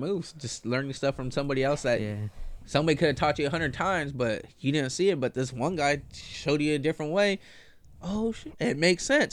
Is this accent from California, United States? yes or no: yes; Lamont, California, United States; also born or lived in east side (Bakersfield area); I grew up in Lamont. I was born and raised in Lamont. Left uh, in like third grade, moved to the east side